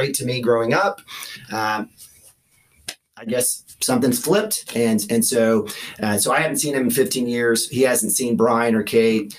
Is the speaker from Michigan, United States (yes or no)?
no; Norman, Oklahoma, United States; also born or lived in Miami, Florida / Los Angeles, California; we moved back to Norman. I grew up in Norman, graduated from Norman High in 1991